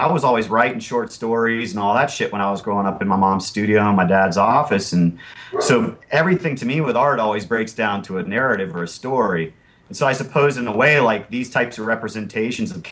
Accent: Parkersburg, West Virginia, United States; moved away as an adult; also born or lived in South Carolina / Georgia; now in Asheville, United States; I grew up in Parkersburg, West Virginia, which is on the Ohio River. Half the year I'd be there, and then the other half of the year I'd be in the South

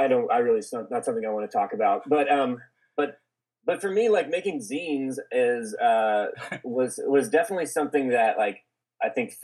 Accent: Olathe, Kansas, United States; accent: twang; now in Los Angeles, United States; I grew up in Kansas, in Olathe, Kansas

